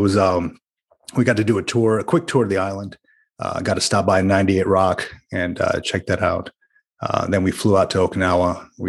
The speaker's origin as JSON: {"language": "English", "region": "New Jersey", "country": "United States", "tie": "born or raised there", "also_born_or_lived": "Central Florida", "said": "Well, I'll tell you, man, I grew up in Jersey and a little bit in Florida, Central Florida."}